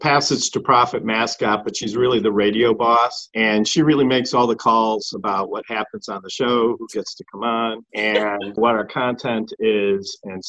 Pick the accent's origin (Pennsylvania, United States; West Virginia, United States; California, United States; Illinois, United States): Illinois, United States; Chicago; I grew up in the Chicagoland area.